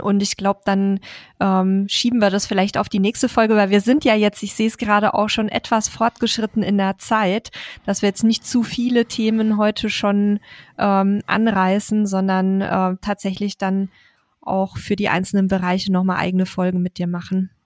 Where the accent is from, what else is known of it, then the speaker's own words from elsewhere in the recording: Bavaria, Germany; wir sagen in Bayern Meterstab dazu